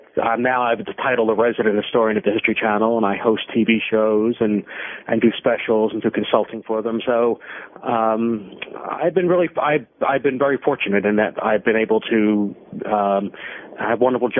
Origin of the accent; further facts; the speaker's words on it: Philadelphia, Pennsylvania, United States; Sure. Well, I grew up in Philadelphia and thought I was going to be a professional baseball player.